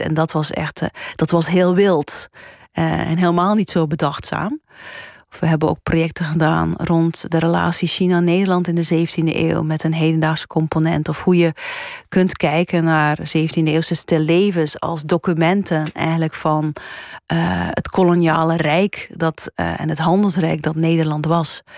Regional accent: Flanders, Belgium; moved away as an adult; also born or lived in United States; now in Netherlands; ik ben Belg

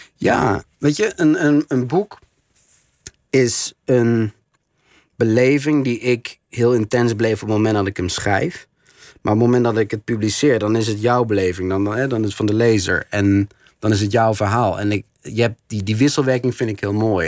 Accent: Netherlands; ik als Nederlander

